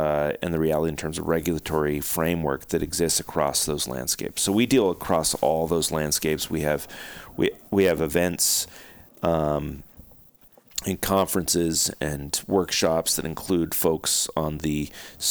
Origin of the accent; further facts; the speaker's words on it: Oregon, United States; my home state of Oregon